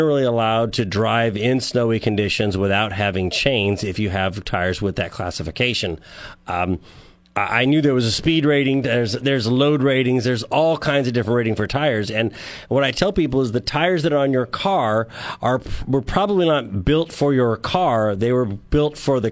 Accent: San Joaquin Valley, California, United States; now in San Luis Obispo, United States; I grew up in the San Joaquin Valley, and I live in San Luis Obispo

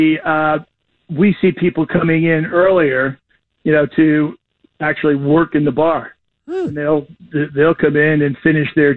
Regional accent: New York, United States; now in Chicago, United States; I'm a New Yorker

